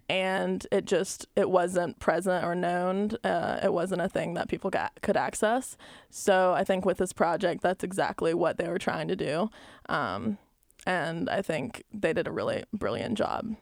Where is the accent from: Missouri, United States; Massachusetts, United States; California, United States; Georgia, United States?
Georgia, United States; Albany; moved away as an adult; also born or lived in Columbus, Georgia; growing up in Albany, Georgia